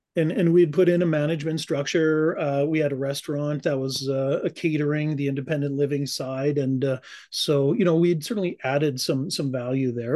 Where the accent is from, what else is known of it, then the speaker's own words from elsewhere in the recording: Calgary, Alberta, Canada; now in Cranbrook, Canada; I was born and raised in Calgary